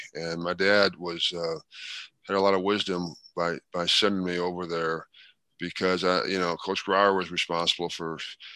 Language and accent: English; St. Louis, Missouri, United States; I grew up in St. Louis, and there's two brothers and a sister